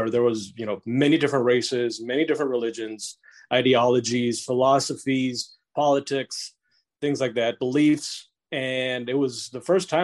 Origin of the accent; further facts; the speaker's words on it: Nuevo Laredo, Tamaulipas, Mexico; moved away; I grew up on the Mexican side too, which is like twice or three times bigger than Laredo, Texas